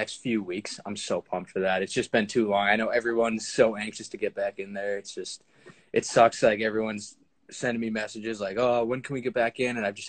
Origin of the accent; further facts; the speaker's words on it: Boston, Massachusetts, United States; I'm from the Boston area